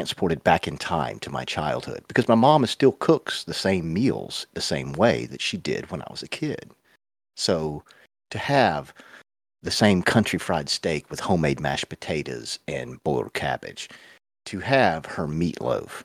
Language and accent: English; the South, United States; I was raised in the South